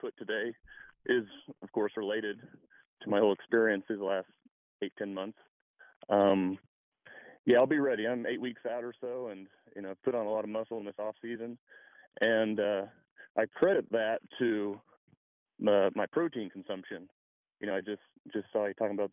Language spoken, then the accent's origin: English; Kansas City, Missouri, United States; now in Bradenton, United States; I grew up in Kansas City